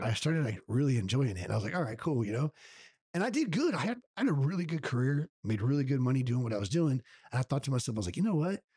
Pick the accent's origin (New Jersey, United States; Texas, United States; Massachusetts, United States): Texas, United States; La Vernia; I'm partners in a gym in my hometown of Lavernia where I currently live